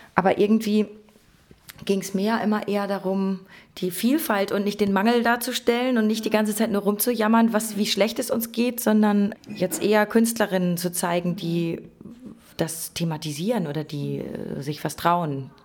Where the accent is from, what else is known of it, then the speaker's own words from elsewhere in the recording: North Rhine-Westphalia, Germany; now in Berlin, Germany; wir haben früher in Ostwestfalen Pfannkuchen gesagt